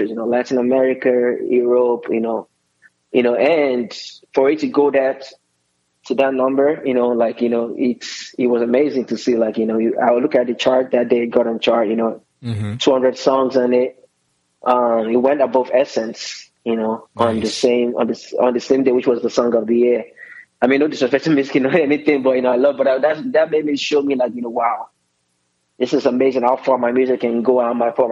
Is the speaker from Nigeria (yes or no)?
yes; Nigeria; I'm Nigerian